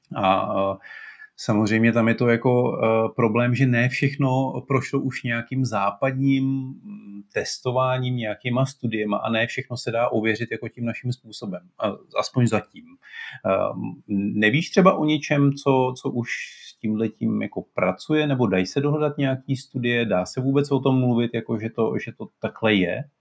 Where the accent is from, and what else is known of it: Czechia